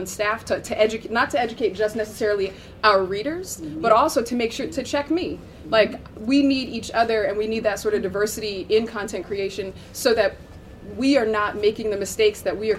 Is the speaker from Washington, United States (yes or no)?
no; New Jersey, United States; I'm from Jersey.